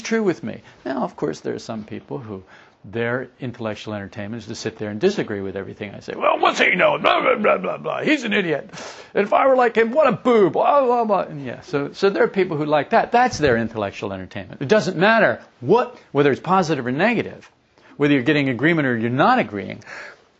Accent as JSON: {"language": "English", "region": "New Jersey", "country": "United States", "tie": "born or raised there", "also_born_or_lived": "Florida", "moved": "yes", "said": "I was raised in New Jersey"}